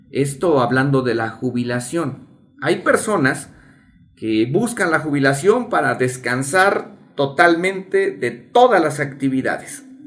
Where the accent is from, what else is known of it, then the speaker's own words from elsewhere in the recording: El Arenal, Hidalgo, Mexico; como arenalenses